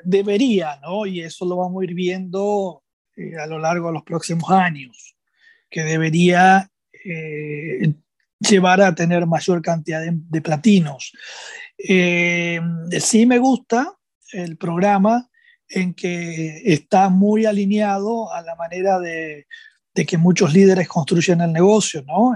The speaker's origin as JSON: {"language": "Spanish", "country": "Argentina", "also_born_or_lived": "Rosario"}